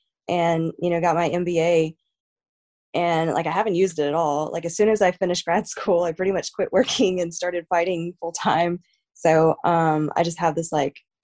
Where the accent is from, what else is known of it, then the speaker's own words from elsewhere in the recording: Amarillo, Texas, United States; also born or lived in Arkansas / Lubbock, Texas; I was born in Arkansas just because my mom like moved around like all over the place. I didn't actually grow up in Arkansas. Like I grew up in Texas